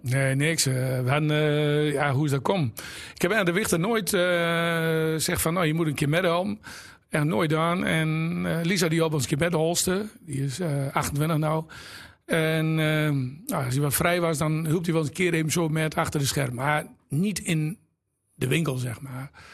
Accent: Exloo, Drenthe, Netherlands; moved away as an adult; Ik ben eh, geboren in Exel

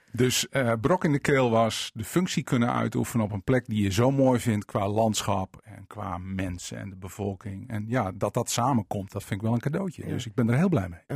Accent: Veendam, Groningen, Netherlands; also born or lived in Winschoten / Pekela; Ik ben in, eh, zeg maar in paspoort staat Winschoten, eh, korte tijd opgegroeid in Pekela en toen in Veendam

